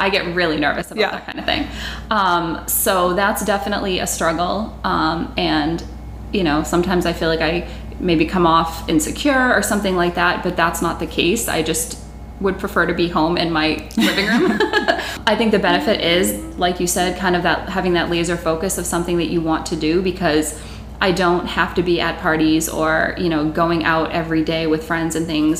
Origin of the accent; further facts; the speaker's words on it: Massachusetts, United States; moved away as an adult; now in Nashville, United States; I'm originally from Massachusetts